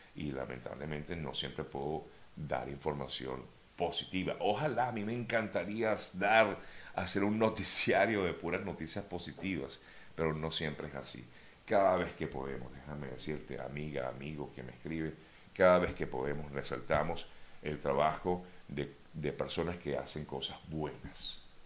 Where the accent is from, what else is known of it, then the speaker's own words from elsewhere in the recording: Venezuela; somos nosotros los venezolanos